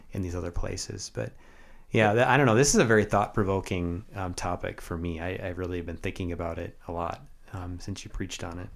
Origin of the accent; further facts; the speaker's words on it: United States; also born or lived in Canada; And now I am an American